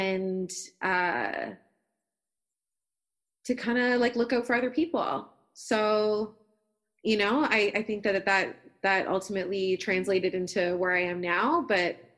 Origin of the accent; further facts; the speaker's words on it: Toronto, Ontario, Canada; I grew up in Scarborough in Toronto, East End